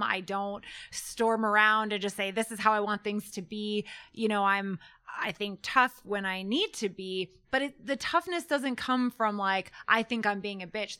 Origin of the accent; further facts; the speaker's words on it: Canada; also born or lived in Denver, Colorado; I'm Canadian